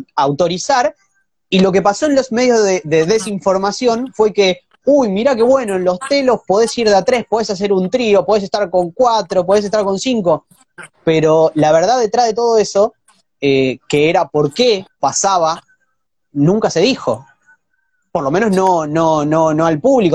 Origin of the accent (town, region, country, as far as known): Argentina